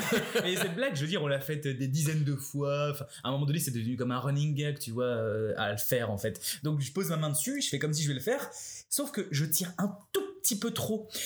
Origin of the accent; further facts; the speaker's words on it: France; moved away as an adult; now in Canada; on est français